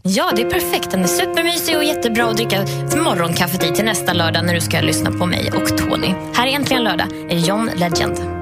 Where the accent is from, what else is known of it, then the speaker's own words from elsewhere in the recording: Värmland, Sweden; Jag är från Värmland